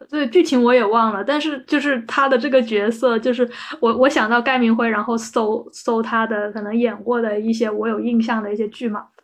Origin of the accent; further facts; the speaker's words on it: Guangdong, China; 我们广东这边